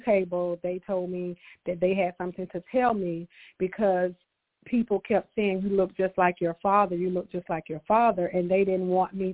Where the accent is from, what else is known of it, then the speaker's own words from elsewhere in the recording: Augusta, Georgia, United States; also born or lived in Stapleton, Georgia; I was born and raised in Augusta, Georgia